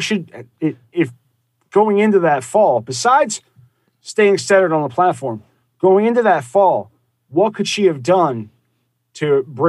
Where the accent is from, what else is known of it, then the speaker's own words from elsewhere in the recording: New Jersey, United States; I'm sure he did. I did not. I'm from